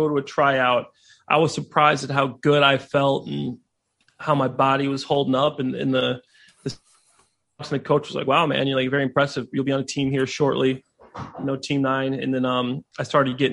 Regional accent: Dwight, Illinois, United States; also born or lived in Libertyville, Illinois; I was born in Libertyville, Illinois, but I'm actually from Dwight, Illinois.

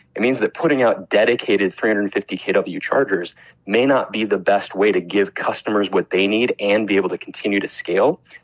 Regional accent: Chicago, Illinois, United States; my hometown of chicago

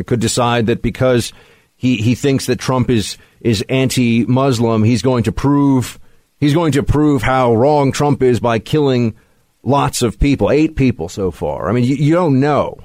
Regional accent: New York City, New York, United States; this is my hometown. Uh, this is where I was born and raised

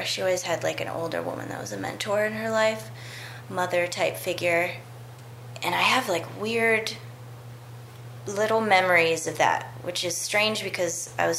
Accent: Berkeley, California, United States; also born or lived in New Haven, Connecticut; When I was about 2 years old, my mom moved us to Berkeley, from Connecticut, which is where I was born in New Haven.

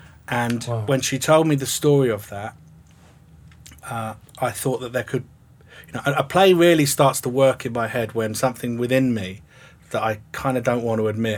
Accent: England, United Kingdom; namely write a play about the Troubles set in Northern Ireland, being an Englishman.

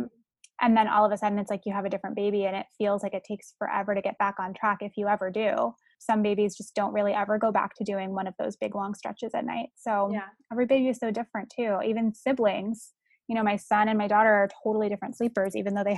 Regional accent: San Francisco, California, United States; I'm from San Francisco

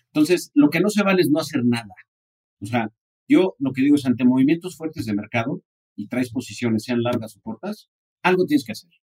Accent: San Diego, California, United States; now in Mexico; solamente crecí en San Diego

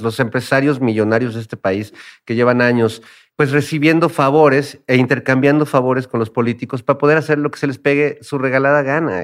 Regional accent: Mexico City, Mexico; todo lo que hemos vivido también como mexicanos y como habitantes de la Ciudad de México

